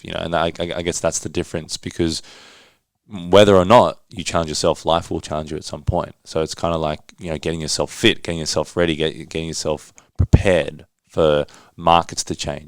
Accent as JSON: {"language": "English", "town": "Johannesburg", "region": "Gauteng", "country": "South Africa", "tie": "born or raised there", "moved": "yes", "said": "I was born in Johannesburg"}